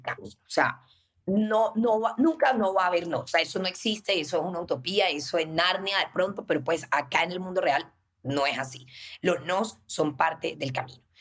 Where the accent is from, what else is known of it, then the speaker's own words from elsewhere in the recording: Cartagena, Bolívar, Colombia; nosotras crecimos en Cartagena, nacimos en Cartagena